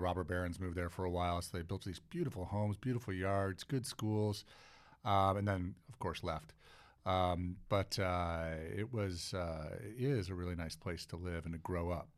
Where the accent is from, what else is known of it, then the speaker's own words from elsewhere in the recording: Cleveland, Ohio, United States; moved away; I'm originally from Cleveland, Ohio. Uh, so, uh, I, uh, grew up in the eastern suburbs of Cleveland